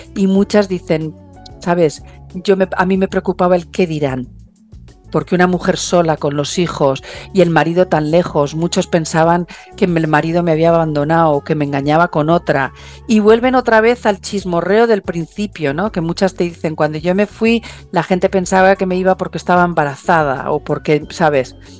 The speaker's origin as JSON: {"language": "Spanish", "town": "San Sebastián", "region": "Basque Country", "country": "Spain", "moved": "yes", "lives_now": "Australia", "said": "San Sebastián primero porque es mi casa, es, mm, yo soy Donostiarra"}